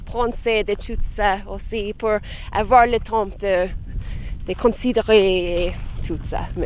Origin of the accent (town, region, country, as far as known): Ireland; French is a second language